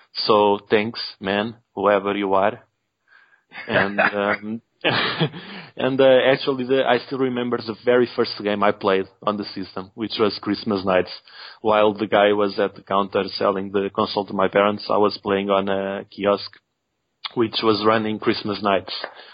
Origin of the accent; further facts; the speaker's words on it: Portugal; English is a second language; I'm Portuguese, and I'm the only one from the Saturn Junkyard team who's not a native English speaker.